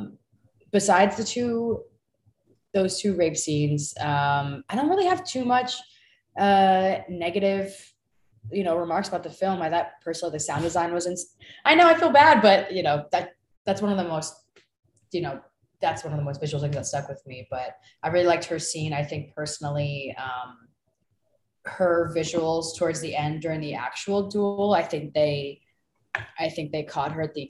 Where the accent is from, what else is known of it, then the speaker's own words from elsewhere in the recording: Florida, United States; moved away; I'm from Florida